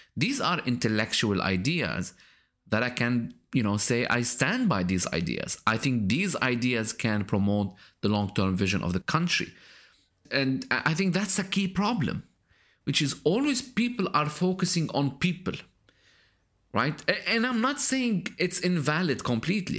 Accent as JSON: {"language": "English", "country": "Lebanon", "moved": "yes", "said": "my latest visit to my home country, Lebanon"}